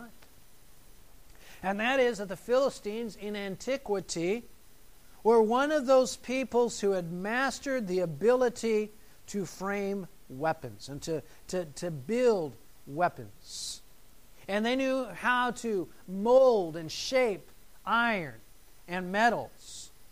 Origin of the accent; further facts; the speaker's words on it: United States; being an American